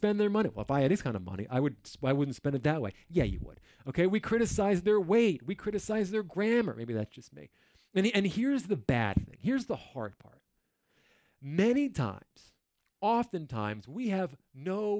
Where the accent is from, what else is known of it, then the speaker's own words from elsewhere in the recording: New Jersey, United States; I'm from New Jersey.